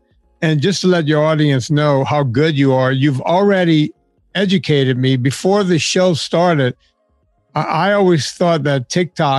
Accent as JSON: {"language": "English", "area": "Cajun country", "region": "Louisiana", "country": "United States", "tie": "born or raised there", "said": "I grew up in Cajun country, but there were just this enclave of Italians in my hometown"}